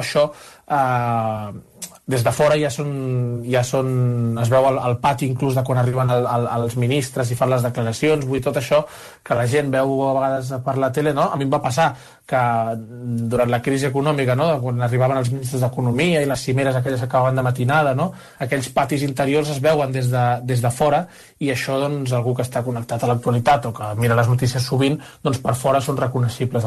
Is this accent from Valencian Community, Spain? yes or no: no; Barcelona, Catalonia, Spain; now in Brussels, Belgium; jo sóc de Barcelona